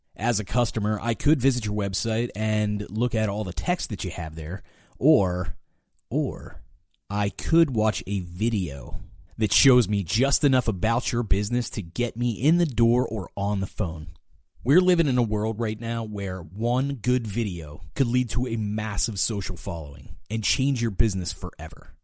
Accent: Latrobe, Pennsylvania, United States; I'm from Latrobe. I was born there

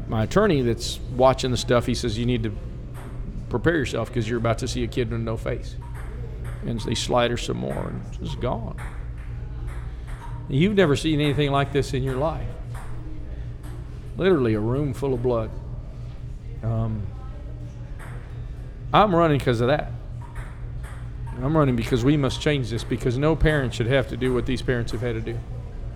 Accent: Texas, United States; I was born and raised here

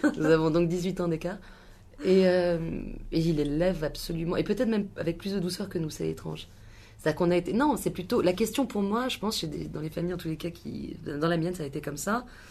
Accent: Paris, Île-de-France, France; À Paris, dans le 13e, dans le sud, dans le sud du 13e

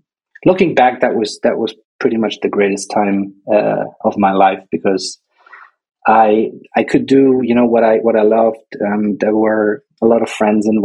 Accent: Nuremberg, Bavaria, Germany; I was born in Nuremberg and grew up in a small town bordering it, about 40,000 people living there.

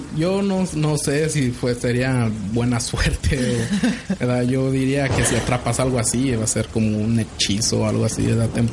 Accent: Zacatecas, Mexico; somos nosotros somos de parte de Zacatecas, las ciudades la ciudad de Zacatecas en el estado de Zacatecas

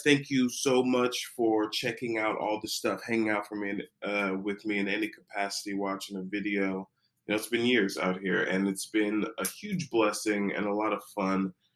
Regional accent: United States; as an American

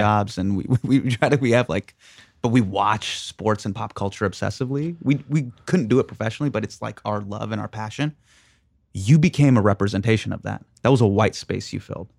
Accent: Sacramento, California, United States; I grew up with in Sacramento

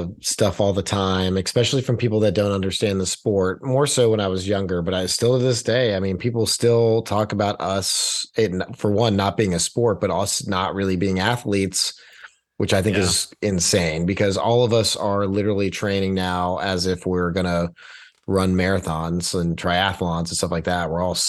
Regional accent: Texas, United States; growing up in Texas, man, it's Tex-Mex.

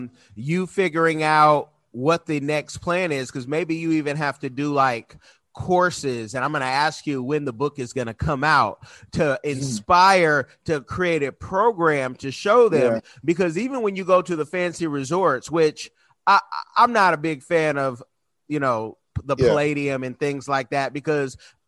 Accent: Oakland, California, United States; My wife is from Cameroon. I'm from Oakland, California.

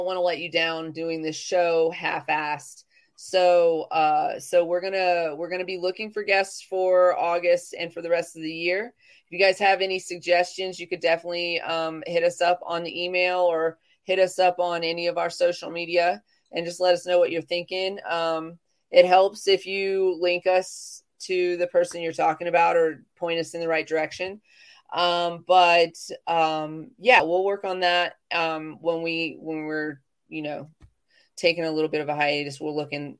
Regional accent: the South, United States; I'm from the South

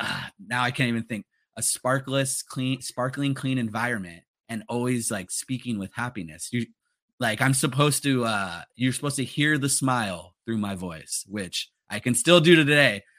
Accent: Los Angeles, California, United States; growing up in the San Fernando Valley

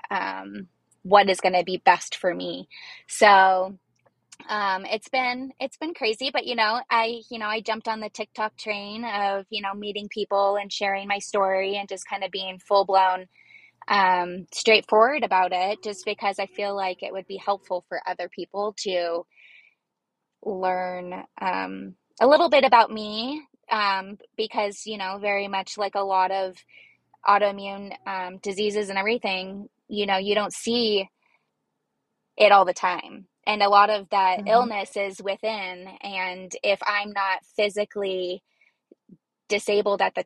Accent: Arizona, United States; I'm from Arizona and basically native. I've lived here my whole life

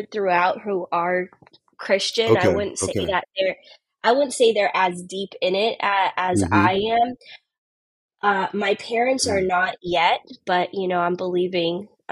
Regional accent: Tampa, Florida, United States; I was born and raised in Tampa, Florida

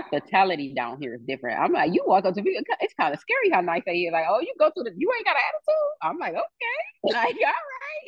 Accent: Cleveland, Ohio, United States; moved away as an adult; I'm from Cleveland. That's my city

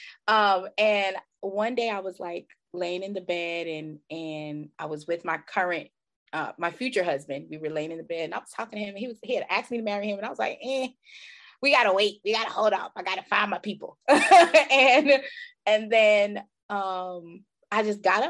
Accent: Jamaica; now in United States; I'm originally from Jamaica

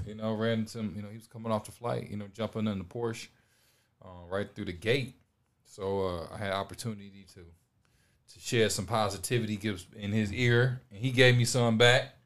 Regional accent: Detroit, Michigan, United States; now in Los Angeles, United States; from Detroit, Michigan. I live in Los Angeles

